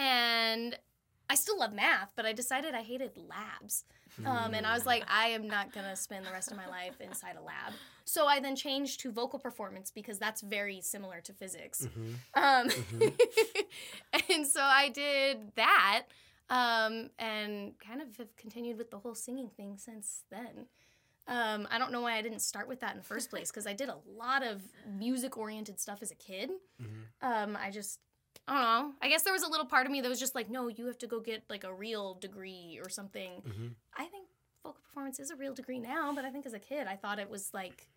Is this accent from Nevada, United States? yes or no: yes; Reno, Nevada, United States; I am born and raised in Reno. Lived here my whole life